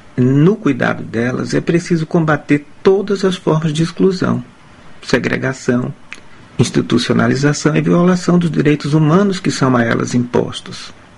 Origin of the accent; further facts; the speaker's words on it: Aracaju, Sergipe, Brazil; also born or lived in Porto Alegre, Rio Grande do Sul / Cuiabá, Mato Grosso / Recife; now in Amsterdam, Netherlands; Eu nasci em Aracaju, em Sergipe, estado aqui irmão nordestino do Ceará